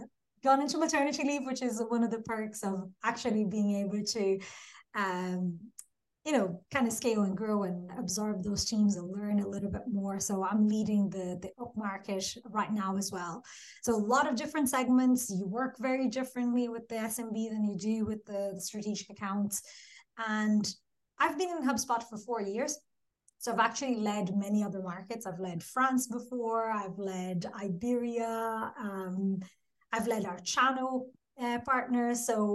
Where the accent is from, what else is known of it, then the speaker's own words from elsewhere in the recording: Brazil; English is a second language; moved away as an adult; now in Dublin, Ireland; And yeah, Dublin is home, definitely, but that's not where I'm from, or I'm originally from Brazil. But yeah, 14 years later, Dublin is definitely become home.